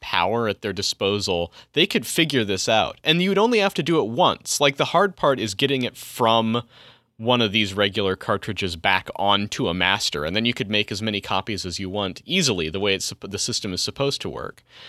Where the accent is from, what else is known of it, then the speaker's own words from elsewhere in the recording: Colorado, United States; my home state in Colorado